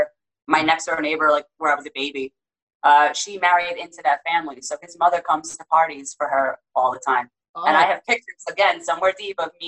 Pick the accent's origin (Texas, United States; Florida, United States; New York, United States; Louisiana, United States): New York, United States; moved away; also born or lived in Seattle